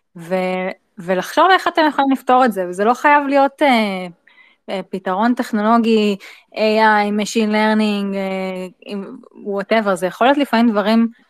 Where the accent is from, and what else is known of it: Israel